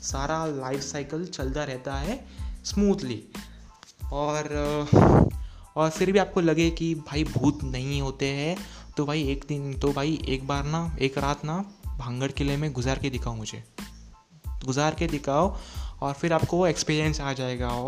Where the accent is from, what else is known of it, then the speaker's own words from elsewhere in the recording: Sindhudurg, Maharashtra, India; मैं अब सिंधुदुर्ग महाराष्ट्र से हूँ सो या, हमारे यहाँ के लोग वो बहुत सारे वहाँ रहते थे